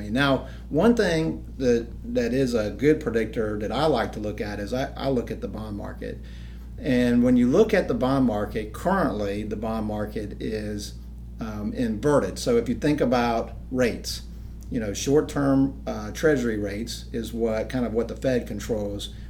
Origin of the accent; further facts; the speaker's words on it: Charleston, South Carolina, United States; now in Anderson, United States; actually grew up in Charleston for the most part. My dad's in the military, but I, I tell everybody I grew up in Charleston.